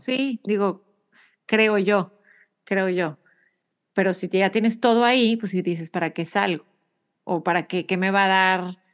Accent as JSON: {"language": "Spanish", "town": "Monterrey", "region": "Nuevo León", "country": "Mexico", "moved": "yes", "lives_now": "United States", "said": "soy de Monterrey"}